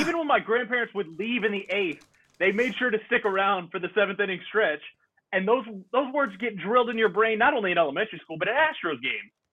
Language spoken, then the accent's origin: English; Texas, United States; We did Texas history in fourth grade, and then we did it again in seventh grade